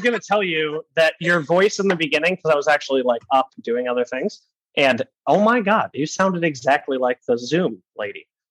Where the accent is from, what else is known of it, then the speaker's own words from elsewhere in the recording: Michigan, United States; moved away; in Michigan, middle of nowhere, because I am from Michigan